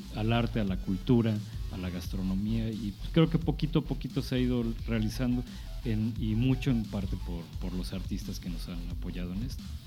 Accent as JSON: {"language": "Spanish", "region": "Mexico City", "country": "Mexico", "tie": "born or raised there", "moved": "as an adult", "lives_now": "San Luis Potosí, Mexico", "said": "crecí en la Ciudad de México"}